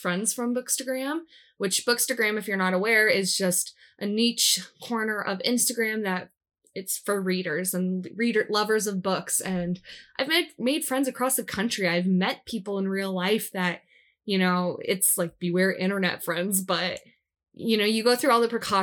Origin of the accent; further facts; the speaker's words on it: Des Moines, Iowa, United States; I was born in Des Moines